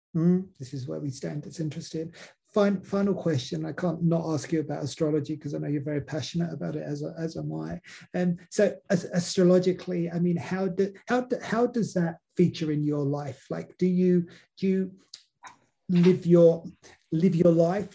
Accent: England, United Kingdom; now in Australia; growing up in England, we didn't have an indigenous community

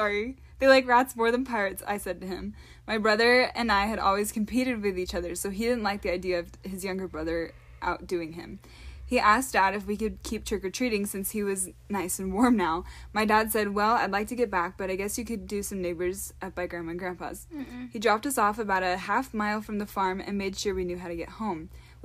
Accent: Washington, United States; I was only used to the rain this time of year, being I was from Washington State.

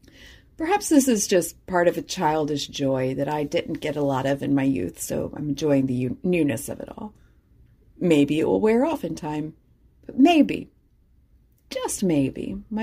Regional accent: Deep South, United States; I didn't exactly see very much growing up in the Deep South.

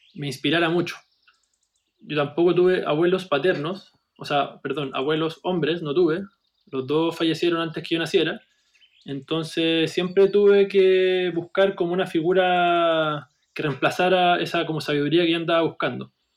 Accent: Viña del Mar, Valparaíso, Chile; Yo soy, de Viña del Mar

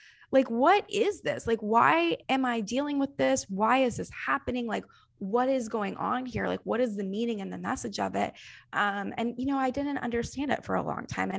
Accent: the South, United States; I grew up in the South

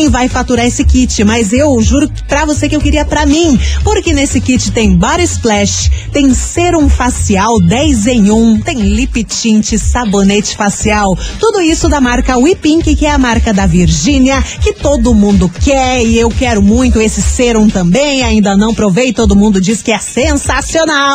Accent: São José dos Pinhais, Paraná, Brazil; sou aqui de São José dos Pinhais.

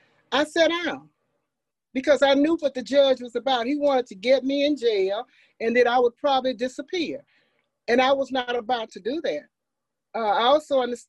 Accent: Meridian, Forest, Mississippi, United States; also born or lived in Jackson, Mississippi; I was born in Jackson on Ferris Street in an all-Black hospital. 2 years later, my parents moved to Meridian, Mississippi. And in 1954, Brown versus Board of Education, my father moved to Forest, Mississippi. So I was really born in Jackson, 6 or 7 years in Meridian. And then I've been in Forest since 1954

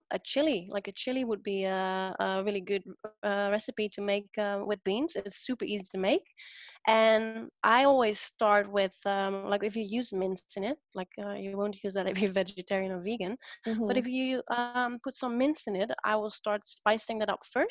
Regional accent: Netherlands; moved away; Where I'm from the Netherlands

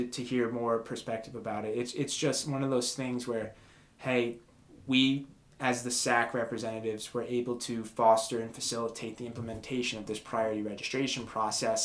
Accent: Rockland County, New York, United States; I've been born and raised in Rockland County, New York.

